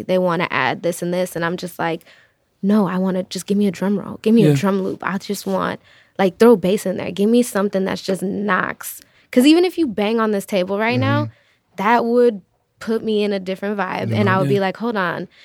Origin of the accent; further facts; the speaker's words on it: Chicago, Illinois, United States; I am from the city. I was born and raised up north. I was born in Uptown, raised in Edgewater.